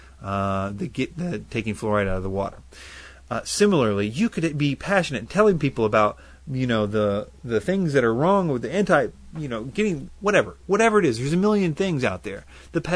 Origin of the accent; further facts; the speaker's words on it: United States; I'm American to the core.